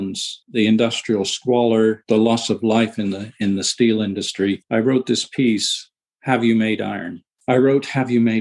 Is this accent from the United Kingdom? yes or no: yes; United Kingdom; moved away; I was born in the UK, but my father was a lighthouse keeper and we lived on remote islands.